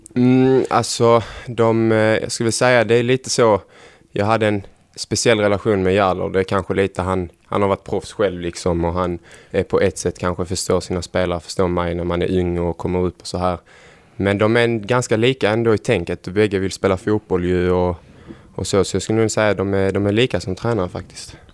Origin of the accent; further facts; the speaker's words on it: Helsingborg, Skåne, Sweden; moved away as an adult; now in Gävle, Sweden; Jag bodde hemma också i Helsingborg hos familjen när jag bodde där.